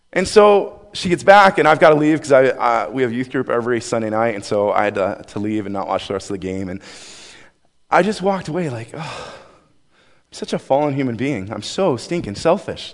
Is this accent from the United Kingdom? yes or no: no; Buffalo, New York, United States; moved away; I grew up in Buffalo, New York